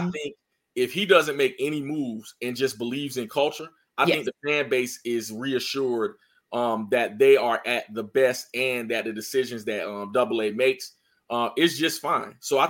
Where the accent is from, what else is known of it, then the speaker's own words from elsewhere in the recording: North Carolina, United States; I'm from North Carolina.